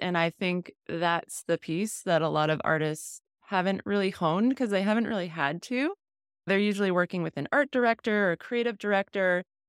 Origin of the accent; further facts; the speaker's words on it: New England, United States; I grew up in New England